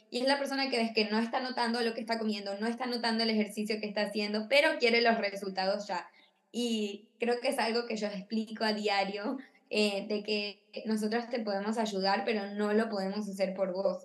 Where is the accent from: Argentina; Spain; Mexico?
Argentina; now in Miami, United States; vivo en Miami, eh, soy de Argentina